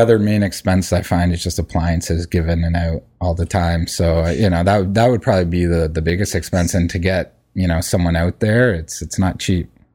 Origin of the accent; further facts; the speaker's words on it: Hamilton, Ontario, Canada; moved away; I'm from Hamilton originally